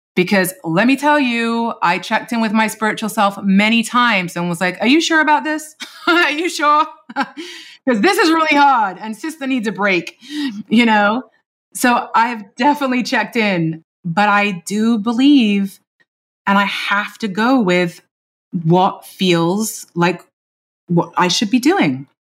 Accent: London, United Kingdom; moved away; teenage years of my life growing up in London in the nineties.

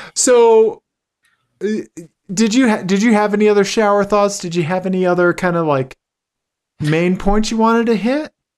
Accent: Kansas City, Missouri, United States; I'm from Kansas City

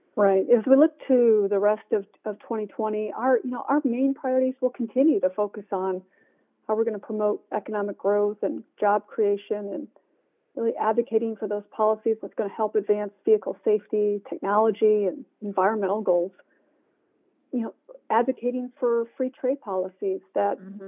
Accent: Michigan, United States; now in Washington, D.C., United States; I'm from Michigan, so I'm native Michigander

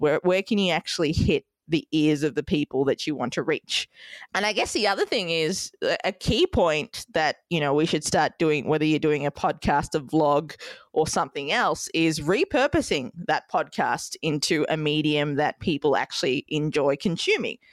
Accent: Melbourne, Victoria, Australia; moved away as an adult; also born or lived in Sri Lanka; now in New York City, United States; Melbourne, Australia, my hometown

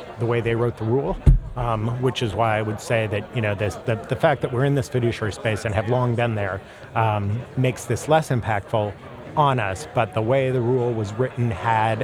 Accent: United States; now in Chicago, United States; grew up outside of Kansas City

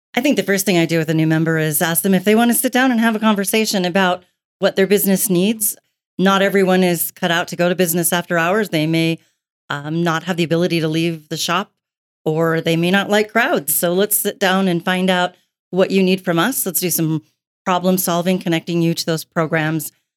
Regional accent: Billings, Montana, United States; I've been in Billings my entire life, um, soon to be sixty years worth

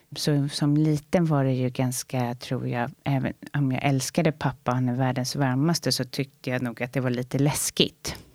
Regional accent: Saltsjöbaden, Stockholm County, Sweden; Jag växte upp i Saltsjöbaden med min mamma och min bror

